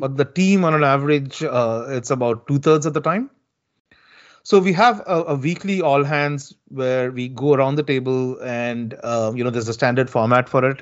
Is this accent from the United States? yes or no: no; South India, India; moved away; I'm originally from India and, and from the southern part of India